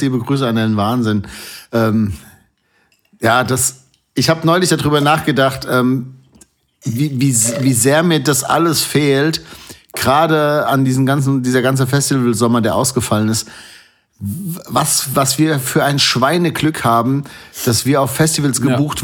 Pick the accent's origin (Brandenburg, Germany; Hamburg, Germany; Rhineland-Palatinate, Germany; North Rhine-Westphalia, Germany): North Rhine-Westphalia, Germany; now in Hesse, Germany; ich bin in Nordrhein-Westfalen geboren